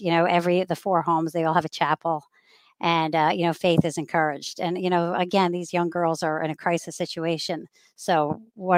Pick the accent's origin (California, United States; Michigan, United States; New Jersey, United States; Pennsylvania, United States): New Jersey, United States; Wayne; also born or lived in England; second to eighth grade, St. Anthony's, and then DePaul Catholic High School in Wayne.